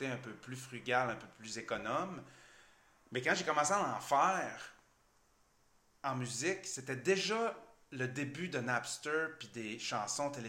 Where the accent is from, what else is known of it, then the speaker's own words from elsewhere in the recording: Chicoutimi, Quebec, Canada; also born or lived in Chibougamau; Oui, je suis né à Chibougamau. J'ai grandi à Chicoutimi, je viens de Chibougamau.